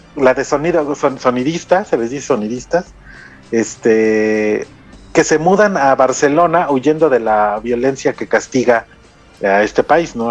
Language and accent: Spanish; Mexico; como mexicanos